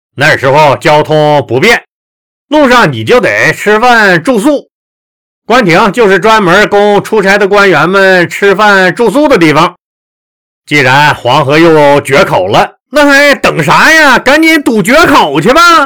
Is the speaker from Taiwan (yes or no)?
no; Northeast China, China; accent: Northeastern (Dongbei) dialect; 刀枪炮子是我们东北话啊